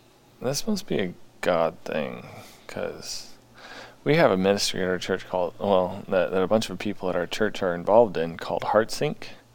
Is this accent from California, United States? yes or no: no; St. Paul, Minnesota, United States; I grew up in St. Paul, Minnesota.